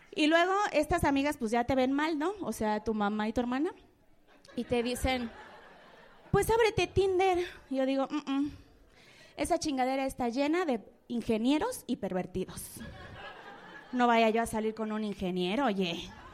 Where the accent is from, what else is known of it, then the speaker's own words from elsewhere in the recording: Mexico City, Mexico; soy de la Guerrero